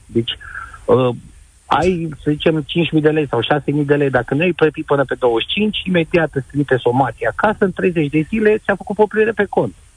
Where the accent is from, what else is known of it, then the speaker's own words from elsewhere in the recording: Bacău, Bacău County, Romania; also born or lived in Suceava; în Suceava, cu toate că sunt din Bacău